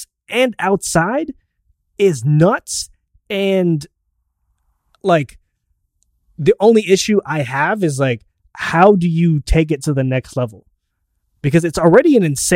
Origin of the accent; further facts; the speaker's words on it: Canada; my Canadian brethren